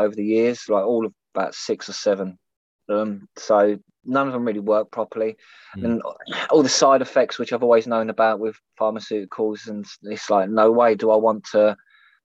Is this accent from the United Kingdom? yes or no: yes; London, United Kingdom; growing up in East London, you see a lot of grows.